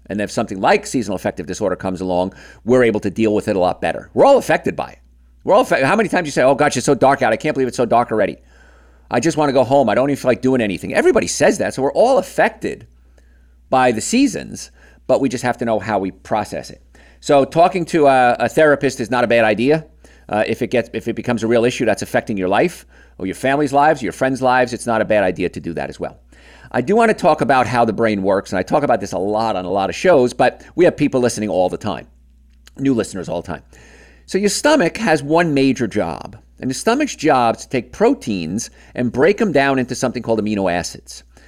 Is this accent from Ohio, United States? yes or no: no; New York, United States; I grew up in New York, which is on the eastern end of the time zone